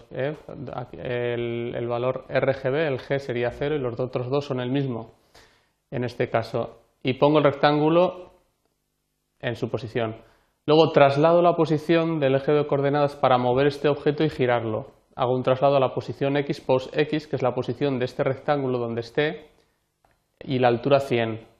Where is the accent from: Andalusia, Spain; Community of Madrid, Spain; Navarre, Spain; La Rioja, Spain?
La Rioja, Spain; Anguiano; Fotografía de la danza de Anguiano, eh, mi pueblo, de La Rioja, y una danza muy, muy importante e interesante